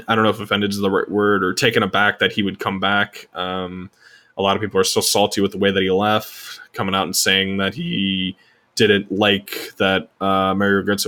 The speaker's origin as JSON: {"language": "English", "country": "United States", "said": "as an American"}